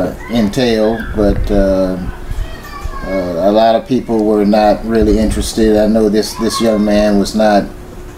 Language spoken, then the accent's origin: English; Chesapeake, Virginia, United States; moved away as an adult; I grew up in Chesapeake, Virginia, attended Great Bridge High School